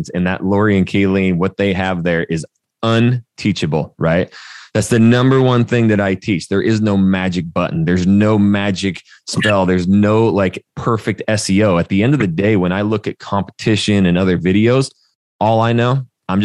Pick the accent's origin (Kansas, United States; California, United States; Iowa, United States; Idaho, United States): Idaho, United States; North; moved away as an adult; also born or lived in Portland, Oregon / Arizona / Texas; I'm a redneck from North Idaho